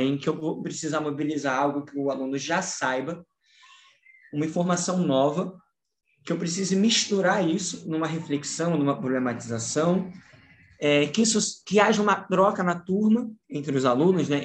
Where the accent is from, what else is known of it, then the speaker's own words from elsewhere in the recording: Rio de Janeiro, Brazil; Eu sou do Rio de Janeiro